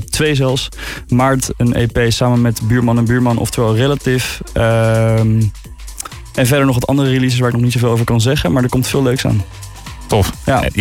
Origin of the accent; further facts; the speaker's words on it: Utrecht, Netherlands; now in Haarlem, Netherlands; uit de buurt van Utrecht. Klein dorpje ernaast. Maar ik woon een jaartje in Haarlem voor school.